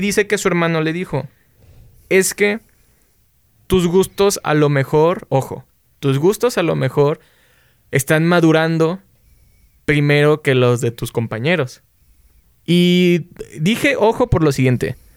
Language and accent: Spanish; Xalapa, Veracruz, Mexico; que es nuestra banda, somos de Jalapa, Veracruz.